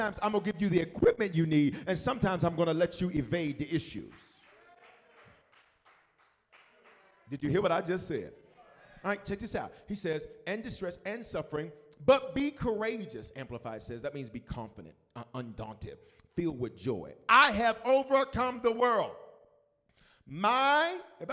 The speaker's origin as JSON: {"language": "English", "town": "Memphis", "region": "Tennessee", "country": "United States", "tie": "born or raised there", "moved": "yes", "said": "I was born in different, raised in Memphis. I was raised in the South"}